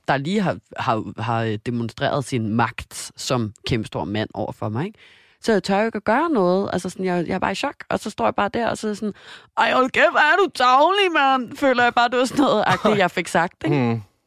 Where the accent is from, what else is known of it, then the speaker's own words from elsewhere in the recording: Denmark; moved away; jeg var hjemme i Danmark